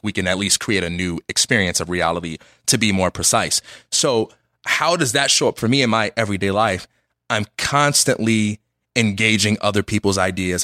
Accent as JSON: {"language": "English", "town": "Chicago", "region": "Illinois", "country": "United States", "tie": "born or raised there", "moved": "as an adult", "lives_now": "Los Angeles, United States", "said": "I'm just from Chicago. I will always be from Chicago. I live in Los Angeles"}